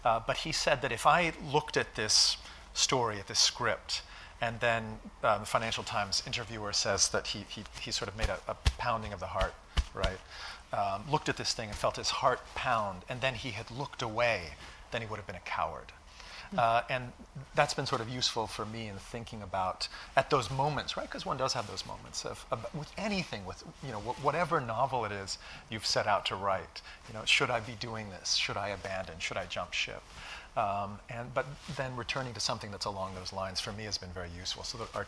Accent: Indiana, United States; also born or lived in Singapore / London / Netherlands; I was born in Singapore, I lived in London, I lived in the Netherlands, and then at a certain point I was shipped to this farm in rural Indiana.

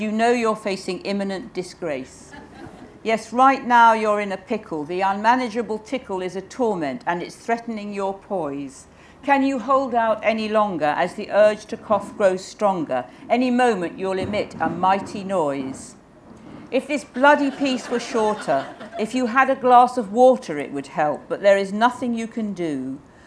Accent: England, United Kingdom; I am English

